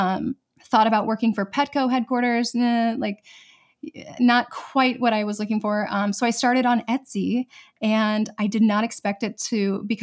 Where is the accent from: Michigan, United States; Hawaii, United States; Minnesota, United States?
Minnesota, United States; also born or lived in Seattle / Connecticut; now in San Diego, United States; We were up in Seattle. We've been in Connecticut. But I'm originally from Minnesota.